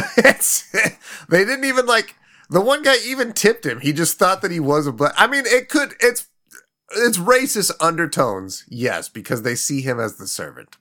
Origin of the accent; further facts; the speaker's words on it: Midwest, United States; a fucking lazy kid growing up in the Midwest